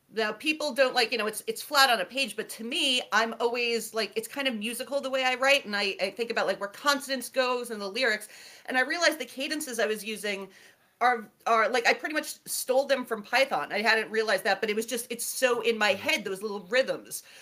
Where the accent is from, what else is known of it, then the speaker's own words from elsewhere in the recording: New York City, New York, United States; I grew up in near Coney Island in Brooklyn